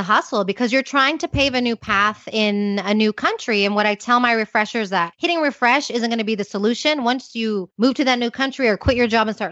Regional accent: Houston, Texas, United States; moved away as an adult; also born or lived in Austin, Texas; now in Madrid, Spain; I'm originally from Houston, but I had been living in Austin

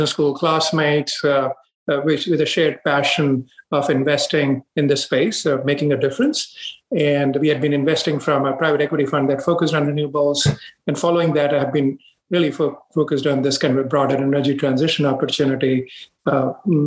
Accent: India; moved away as an adult; now in United States; I grew up in India, where I spent my formative years. I went to school there, did my undergrad, and I came to the U.S.

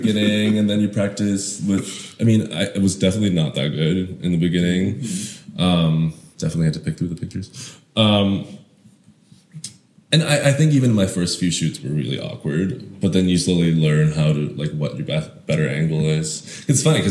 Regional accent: Shanghai, China; moved away as an adult; also born or lived in Hong Kong / Canada; now in United States; I grew up in Shanghai, Hong Kong and Shanghai

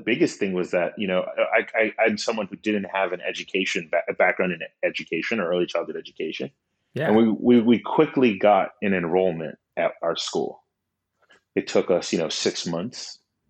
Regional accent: Miami, Florida, United States; I'm originally from Miami, Florida. My parents are immigrants from Honduras. And growing up, there was a really big emphasis on education

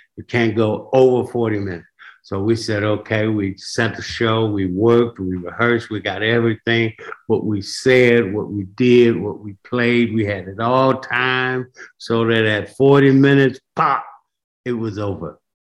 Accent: Tuskegee, Alabama, United States; moved away; I'm of course from Tuskegee, and in Tuskegee, my mother was a hairdresser, she was a beautician.

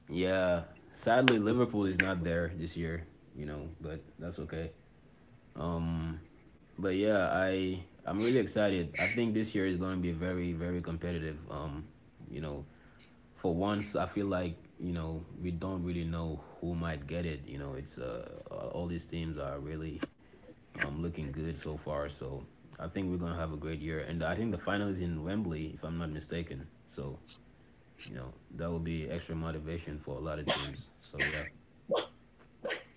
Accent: Senegal; also born or lived in Cleveland; I'm from Senegal, West Africa.

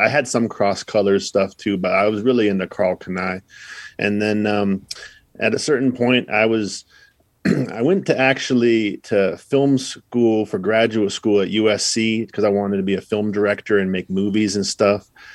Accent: Idaho, United States; moved away; also born or lived in Los Angeles; I'm from Idaho. I'm living in L

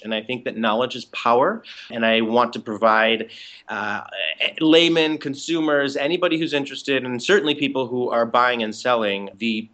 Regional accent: Chicago, Illinois, United States; moved away as an adult; now in New York City, United States; I am originally from the Chicago area, and I moved to the city about 19 years ago

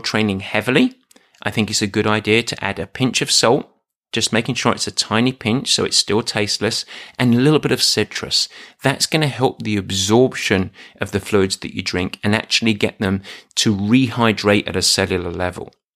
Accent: England, United Kingdom; I'm English.

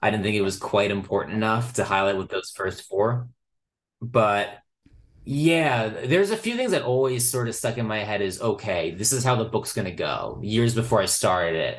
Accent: New Jersey, United States; growing up in New Jersey in the years of the book

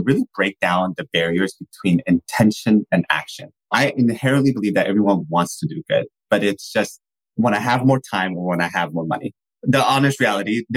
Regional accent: San Francisco Bay Area, California, United States; I'm from born and raised in the San Francisco Bay Area

